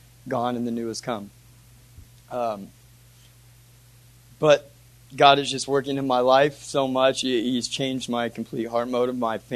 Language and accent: English; Sullivan, Illinois, United States; I'm from Sullivan, Illinois